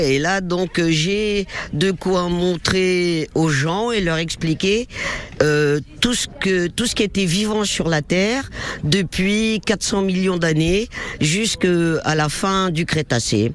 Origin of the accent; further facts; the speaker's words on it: Casablanca, Casablanca-Settat, Morocco; moved away as an adult; now in France; je suis né à Casablanca, mais je suis venu en France, j'avais une vingtaine d'années